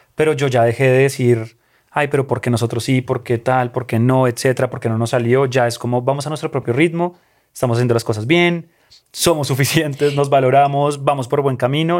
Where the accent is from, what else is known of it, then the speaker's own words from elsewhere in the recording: Colombia; mi país y a, sí, de donde soy